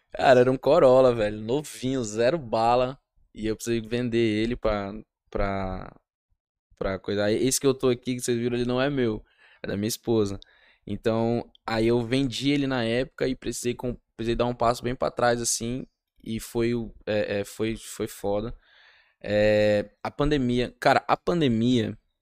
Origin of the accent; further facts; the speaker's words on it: Rondônia, Brazil; eu sou rondoniense